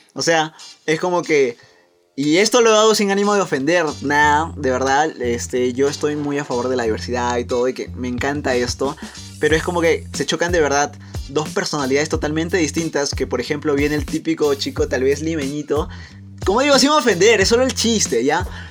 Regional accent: Peru; nuestro querido Perú

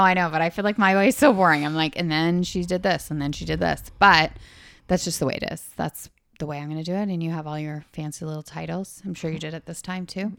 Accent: Canada; Eh? We're from Canada, eh?

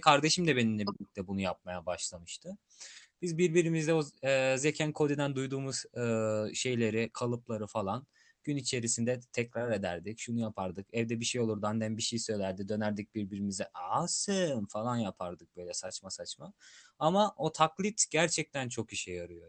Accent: Turkey; accent: Turkish; biz e, Türk olarak İngilizce konuşan bir insan olarak

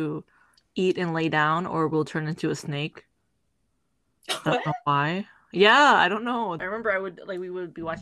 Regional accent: United States; I was born in America

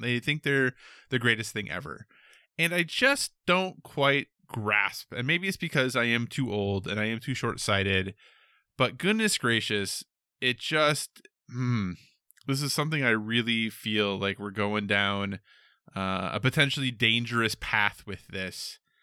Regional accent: United States; I'm an American

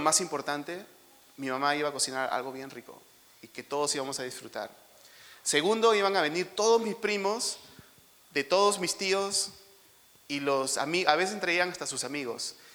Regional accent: Lima, Peru; nosotros crecimos en San Juan de Urigancho, que está, es un cono que está lejos de aquí

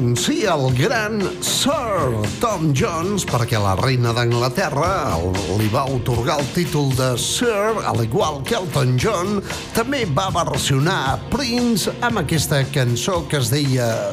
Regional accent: Bages, Catalonia, Spain; jo sóc del Bages

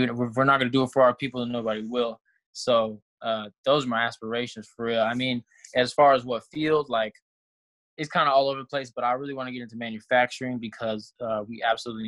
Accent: Texas, United States; also born or lived in California / Tuskegee, Alabama; I was raised in Texas, but I was originally from California

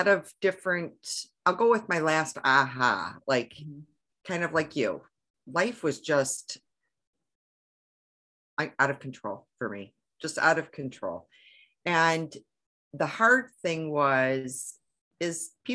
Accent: Michigan, United States; I'm from Michigan

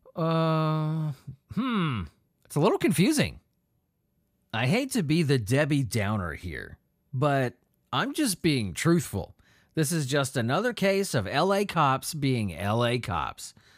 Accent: Southern California, United States; moved away; I grew up in Southern California

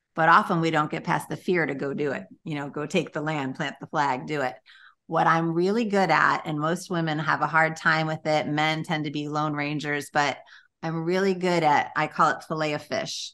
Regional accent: Chicago, Illinois, United States; moved away as an adult; now in Florida, United States; I had been born and raised in Chicago

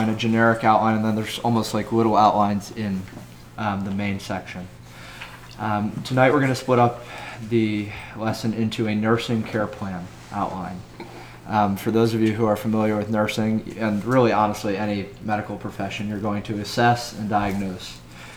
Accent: United States

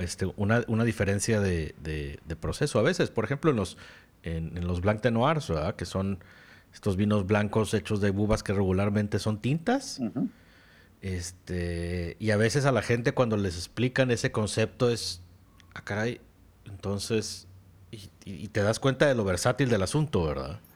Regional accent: Mexico; aquí en México

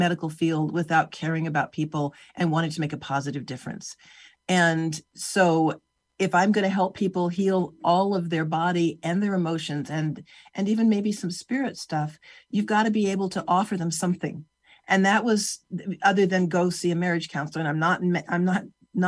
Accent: California, United States; I grew up in California

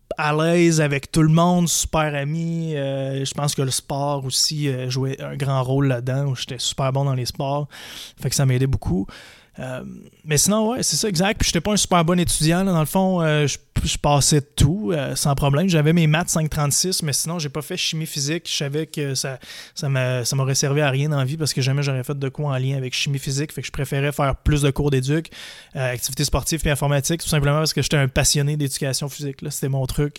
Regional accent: Percé, Quebec, Canada; now in Montreal, Canada; Je suis né à Montréal. À l'âge de 4 ans, j'ai déménagé dans un petit village en Gaspésie qui s'appelle Percé.

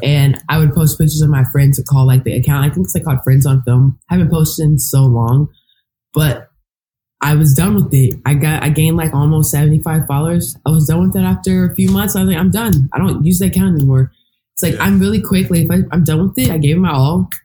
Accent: Texas, United States; moved away as an adult; now in New York, United States; I worked at this lifetime in my hometown

